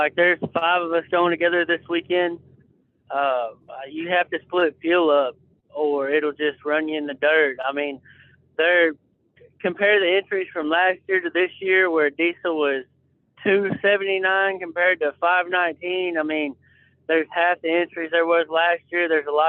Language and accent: English; Texas, United States; I'm from Texas.